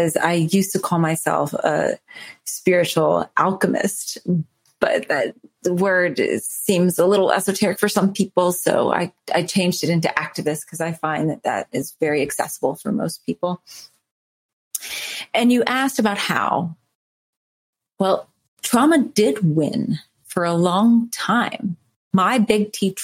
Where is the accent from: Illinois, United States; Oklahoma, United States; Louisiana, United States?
Louisiana, United States; New Orleans; I'm from New Orleans.